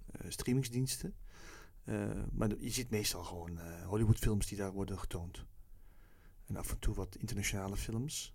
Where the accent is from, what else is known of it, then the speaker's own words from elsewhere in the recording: Netherlands; misschien ben ik zo opgevoed in Nederland